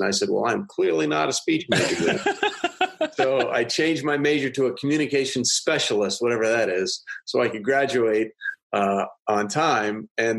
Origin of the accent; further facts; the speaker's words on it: Greenwich, Connecticut, United States; moved away as an adult; also born or lived in New York / St. Louis, Missouri; I'm from Connecticut originally. I was born in New York and grew up in a town called Greenwich right outside New York.